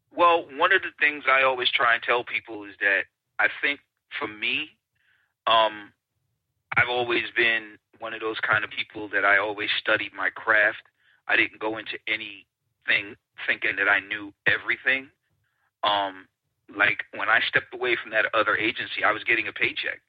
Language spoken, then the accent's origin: English; New York City, New York, United States; I am a kid from Brooklyn, born and bred in Brooklyn